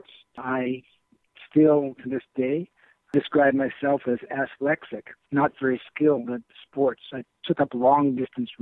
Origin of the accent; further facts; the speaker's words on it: Indianapolis, Indiana, United States; I grew up in Indianapolis, Indiana